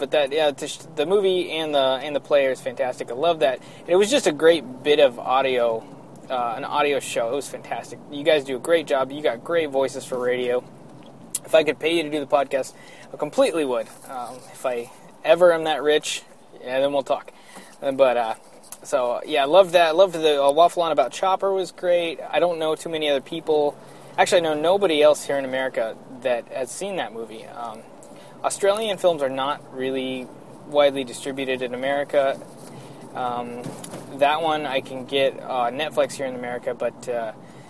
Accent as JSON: {"language": "English", "country": "United States", "also_born_or_lived": "Pacific Northwest", "said": "being American, and being a little bit younger"}